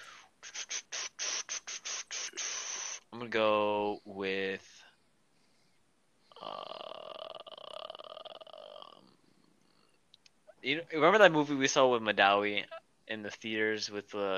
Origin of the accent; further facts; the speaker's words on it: Rochester, Minnesota, United States; I am from Rochester, Minnesota